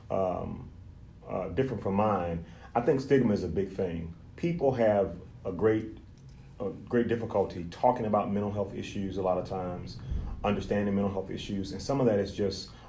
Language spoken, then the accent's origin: English; Lake Charles, Louisiana, United States; also born or lived in Austin, Texas / Shreveport / Tennessee; So I am originally from Lake Charles, Louisiana, which is about five and a half, six hours from here. Um, I was born in, I was born